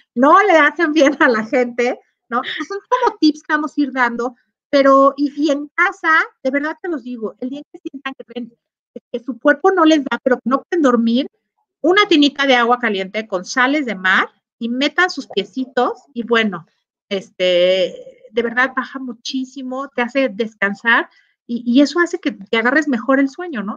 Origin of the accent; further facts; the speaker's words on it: Mexico; como mexicanos